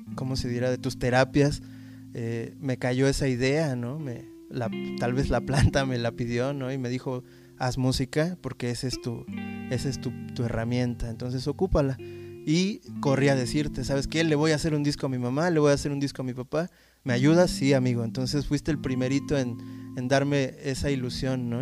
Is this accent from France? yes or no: no; Mexico; la experiencia como mexicano